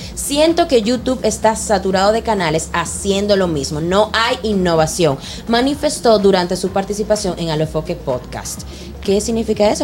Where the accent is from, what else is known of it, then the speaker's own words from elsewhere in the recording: Dominican Republic; nosotros los dominicanos